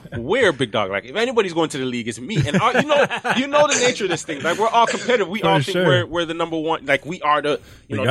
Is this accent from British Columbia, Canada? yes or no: no; Toronto, Ontario, Canada; I'm from Toronto